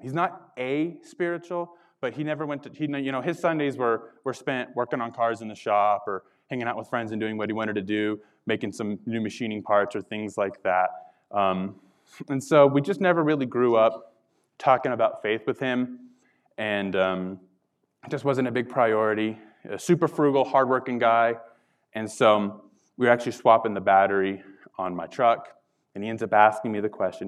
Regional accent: Carlsbad, New Mexico, United States; moved away; I'm a born and raised Carlsbad, New Mexico.

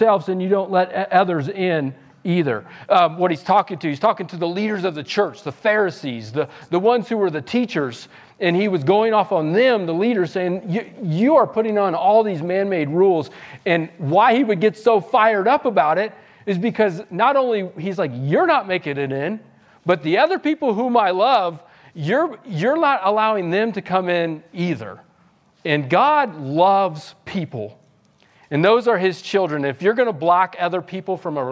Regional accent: Missouri, United States; now in Los Angeles, United States; we're from Missouri in the Midwest on a farm town

